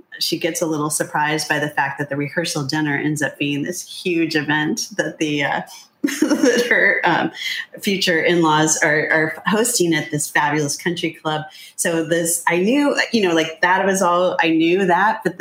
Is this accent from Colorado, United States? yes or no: no; Ohio, United States; moved away; also born or lived in Columbus, Ohio / California; I'm from Ohio